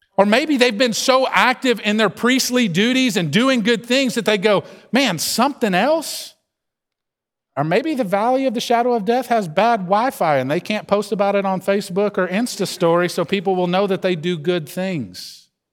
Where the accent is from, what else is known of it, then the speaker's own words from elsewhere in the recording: the South, United States; accent: Southern drawl; you don't have to listen to me very long to hear this Southern drawl and know I'm from the South.